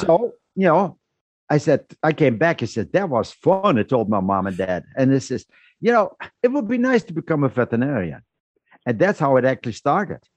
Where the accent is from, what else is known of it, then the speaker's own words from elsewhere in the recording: Netherlands; moved away as an adult; I was born and raised in the Netherlands